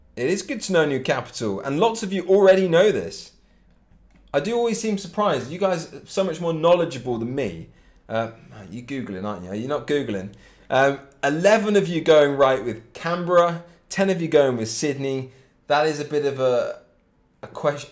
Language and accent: English; Cambridge, East of England, United Kingdom; I'm exactly from Cambridge um, in England, which is part of Great Britain and it's about an hour north of London, Cambridge